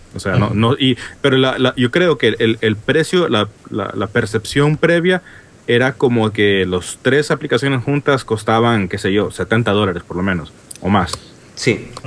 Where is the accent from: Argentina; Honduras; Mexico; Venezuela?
Honduras; now in Washington, D.C., United States; como podrán notar por mi acento raro, no soy de España. soy de Honduras. Originariamente soy, ahora soy oficialmente americano